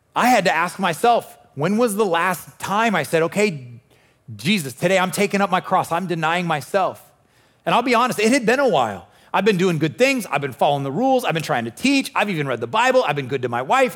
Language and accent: English; Nebraska, United States; I'm born and raised in Nebraska